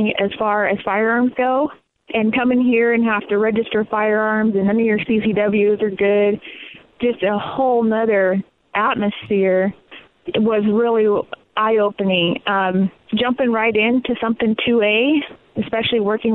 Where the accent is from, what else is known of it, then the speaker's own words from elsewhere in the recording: Montana, United States; now in California, United States; I'm not a California native, I'm from Montana